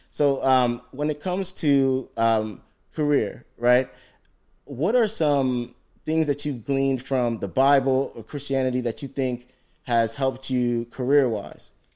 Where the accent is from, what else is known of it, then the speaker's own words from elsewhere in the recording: Ghana; I'm Ghanaian